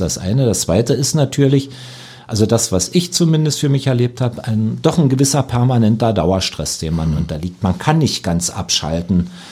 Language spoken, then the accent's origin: German; Lusatia, Germany; als Lausitzer